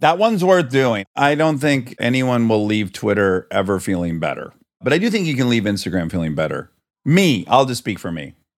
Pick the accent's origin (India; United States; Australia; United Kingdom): United States; Michigan; we're both from Michigan